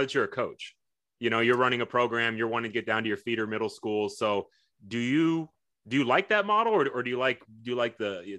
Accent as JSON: {"language": "English", "town": "Sugar Land", "region": "Texas", "country": "United States", "tie": "born or raised there", "said": "I'm also a Fort Bend County guy growing up in Sugar Land. I went to Austin High School"}